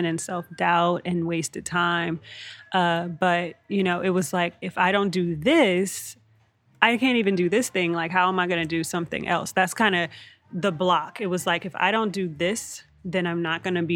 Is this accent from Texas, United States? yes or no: yes; Texas, United States; moved away as an adult; now in California, United States; I'm from Texas. I recently relocated out here to California